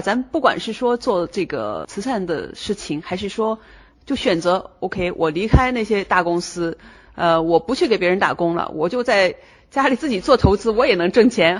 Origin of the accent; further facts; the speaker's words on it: northern China, China; moved away as an adult; now in United States; 因为我是北方人